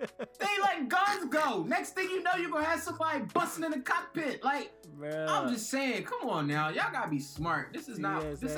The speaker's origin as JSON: {"language": "English", "town": "Philadelphia", "region": "Pennsylvania", "country": "United States", "said": "I'm from Philly"}